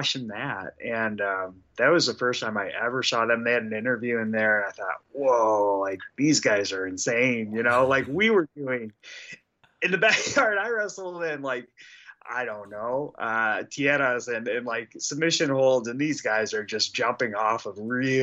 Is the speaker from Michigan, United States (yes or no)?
yes; Detroit, Michigan, United States; we're both from Detroit, right? Like, we had very similar stories growing up. And, you know, we grew up in a very similar socioeconomic environment. So, yeah, we were raised kind of in the same area.